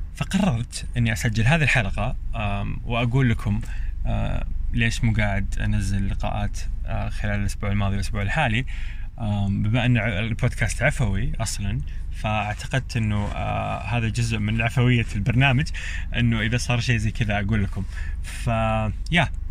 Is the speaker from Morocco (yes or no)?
no; Eastern Province, Saudi Arabia; moved away as an adult; also born or lived in Jeddah; انا اصلا من اهل الشرقيه